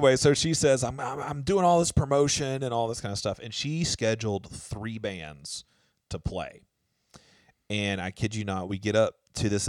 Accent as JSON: {"language": "English", "town": "Albany", "region": "Georgia", "country": "United States", "tie": "born or raised there", "said": "I was going to the junior college in my hometown, Darton College"}